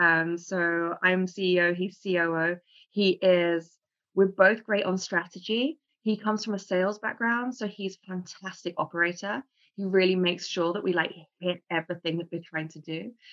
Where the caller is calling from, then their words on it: London, United Kingdom; I am in sunny London.